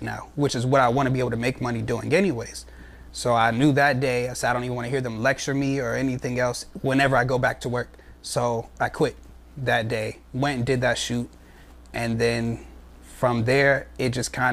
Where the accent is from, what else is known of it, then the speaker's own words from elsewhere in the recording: Pittsburgh, Pennsylvania, United States; moved away; I'm originally from Pittsburgh.